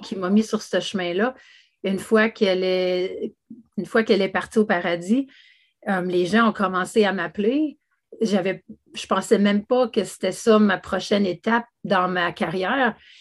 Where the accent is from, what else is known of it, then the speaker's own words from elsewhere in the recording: Canada; je suis canadienne de naissance